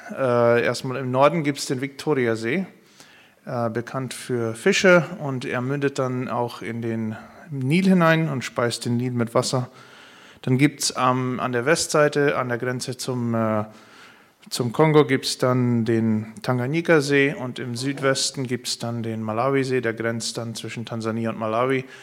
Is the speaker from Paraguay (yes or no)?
yes; Paraguay; Ich komme aus Paraguay, ursprünglich auch aus einer Mennonitengemeinde, aus einer Mennonitenkolonie dort.